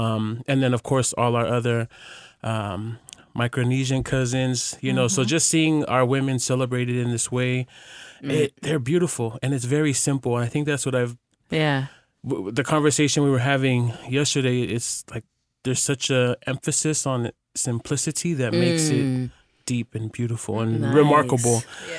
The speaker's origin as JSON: {"language": "English", "region": "Hawaii", "country": "United States", "tie": "born or raised there", "said": "The youngest of 8 children, I became auntie to many. Growing up in Hawaii, I developed a strong relationship with God and also discovered my passion for fashion."}